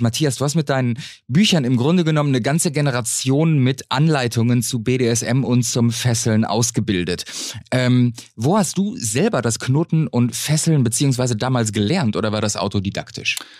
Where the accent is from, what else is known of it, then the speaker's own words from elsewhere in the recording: North Rhine-Westphalia, Germany; Ich bin ja gebürtiger Westfale.